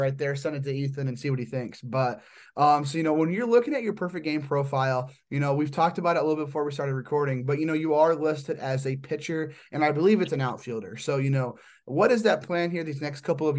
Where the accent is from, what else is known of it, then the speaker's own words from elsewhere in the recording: Midwest, United States; I'm from the Midwest